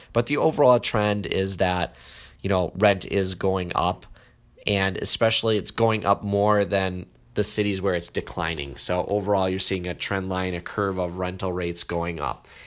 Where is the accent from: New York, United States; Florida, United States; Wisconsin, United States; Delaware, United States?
Wisconsin, United States; my home state here, Green Bay, Wisconsin